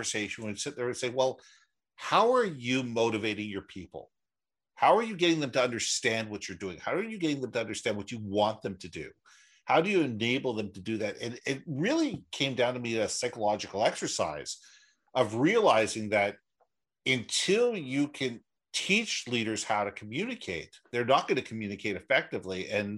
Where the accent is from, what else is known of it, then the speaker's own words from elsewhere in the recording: Minneapolis, Minnesota, United States; also born or lived in Los Angeles / New York / Toronto / Israel; now in Vancouver, Canada; I was originally from Minneapolis. I've lived everywhere. I've lived in LA. I've lived in New York, Toronto. I've lived in overseas in Israel for 3 years. But Vancouver has really been home for me since 1974.